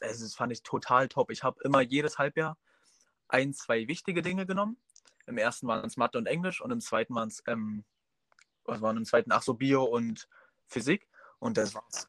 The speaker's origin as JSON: {"language": "German", "town": "Groß Lindow", "region": "Brandenburg", "country": "Germany", "tie": "born or raised there", "said": "Ich komme aus Großlindow. Das ist ein kleines Örtchen an der Grenze zu Polen in Brandenburg"}